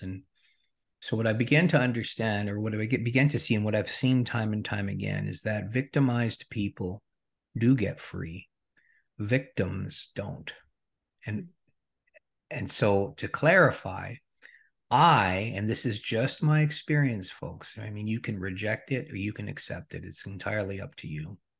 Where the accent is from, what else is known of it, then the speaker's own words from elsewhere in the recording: Regina, Saskatchewan, Canada; Born and raised in Regina, Saskatchewan.